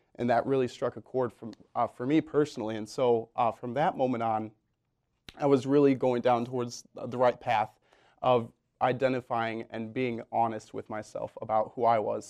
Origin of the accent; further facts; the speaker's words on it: Belvidere, Illinois, United States; moved away as an adult; now in Iowa City, United States; I'm from small town Illinois, um, a little town about an hour and a half outside of Chicago